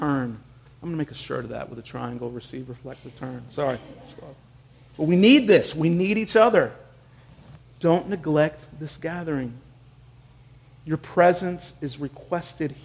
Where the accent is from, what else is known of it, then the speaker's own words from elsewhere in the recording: Houston, Texas, United States; moved away; my friends and family in my hometown of Houston were underwater